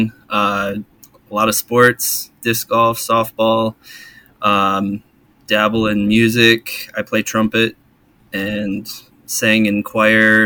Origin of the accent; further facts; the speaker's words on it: Midwest, United States; moved away; I'm originally from the Midwest